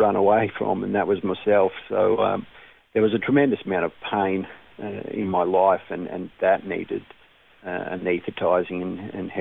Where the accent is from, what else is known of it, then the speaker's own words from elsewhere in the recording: Brisbane, Queensland, Australia; I was born in Brisbane.